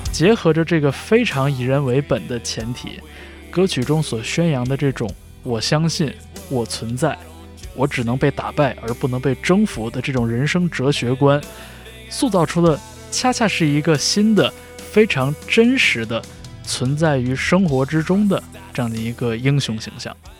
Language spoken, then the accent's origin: Chinese; China; 我们这些在国内长大